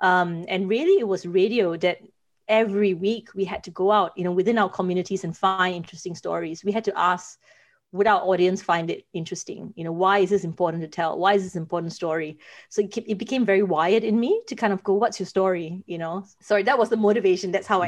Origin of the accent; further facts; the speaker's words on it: Singapore; now in Australia; I think I came from Singapore, and I got to Australia because I wanted to pursue journalism.